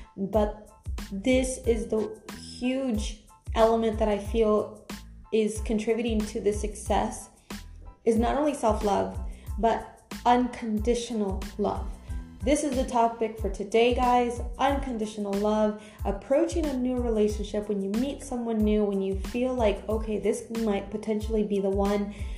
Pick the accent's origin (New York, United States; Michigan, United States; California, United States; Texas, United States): California, United States; moved away as an adult; now in Europe; I'm from America, I'm Cal- from California